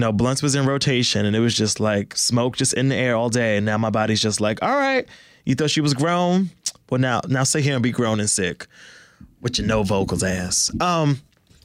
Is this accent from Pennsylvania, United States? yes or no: no; New York City, New York, United States; I'm from Brooklyn